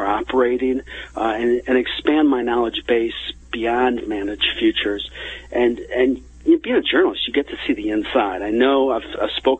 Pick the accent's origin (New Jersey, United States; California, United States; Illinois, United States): Illinois, United States; Chicago; growing up in the Chicago area, my friends in high school